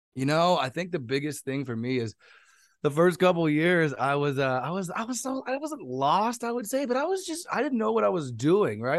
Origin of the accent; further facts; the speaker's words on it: San Jose, California, United States; I'm from San Jose, California, twenty-eight years old